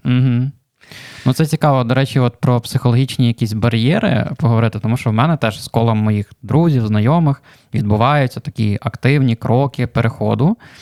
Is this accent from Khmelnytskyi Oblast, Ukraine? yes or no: yes; Khmelnytskyi, Khmelnytskyi Oblast, Ukraine; мій рідний Хмельницький